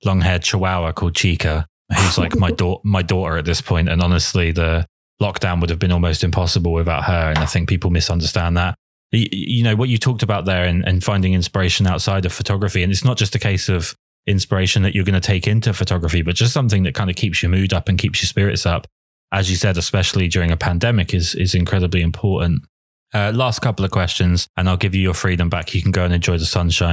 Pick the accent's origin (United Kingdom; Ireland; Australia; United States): United Kingdom; England; I'm English